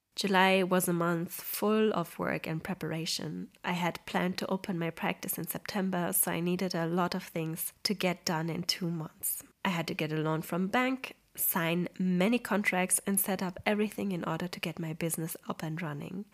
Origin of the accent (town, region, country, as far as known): Poland; moved away